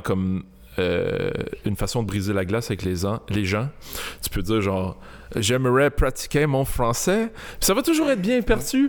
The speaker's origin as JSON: {"language": "French", "town": "Montreal", "region": "Quebec", "country": "Canada", "tie": "born or raised there", "said": "J'ai grandi à Saint-Léonard toute ma ah, vie."}